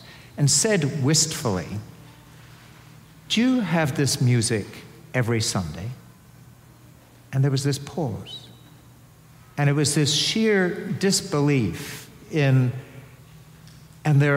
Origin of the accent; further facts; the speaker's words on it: Edinburgh, Scotland, United Kingdom; I come from Edinburgh, which is the best city in Scotland